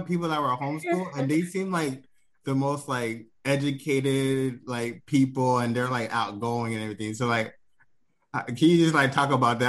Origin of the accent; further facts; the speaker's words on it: Washington, United States; I'm from Washington